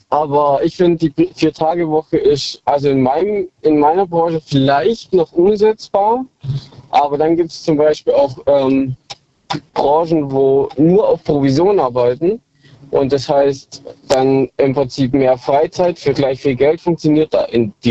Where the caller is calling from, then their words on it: Balingen, Baden-Württemberg, Germany; Äh, aus Balingen, wenn es was sagt.